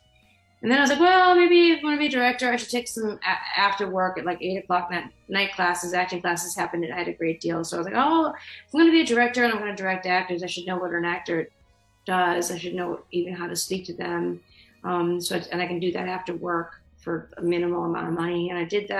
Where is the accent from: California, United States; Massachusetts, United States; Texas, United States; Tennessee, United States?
Massachusetts, United States; Boston; I'm from Boston.